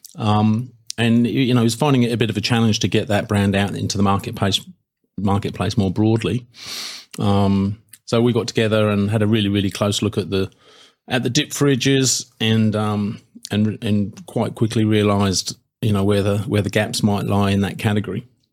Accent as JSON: {"language": "English", "country": "United Kingdom", "moved": "yes", "lives_now": "Australia", "said": "being British"}